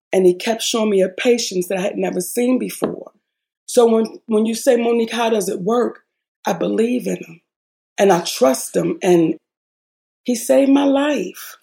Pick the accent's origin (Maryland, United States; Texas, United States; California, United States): Maryland, United States; Baltimore; moved away as an adult; also born or lived in Hollywood; I was this girl from Baltimore.